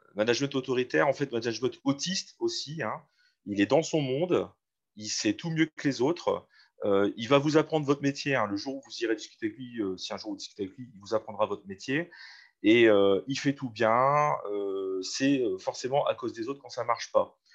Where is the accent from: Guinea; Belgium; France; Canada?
France; Valenciennes, Hauts-de-France; Je suis né à Valenciennes, j'ai grandi à Valenciennes